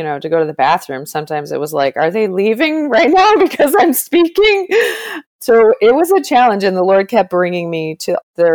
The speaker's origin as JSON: {"language": "English", "town": "Toronto", "region": "Ontario", "country": "Canada", "tie": "born or raised there", "said": "I did go to a Catholic school in Canada. I'm from Toronto"}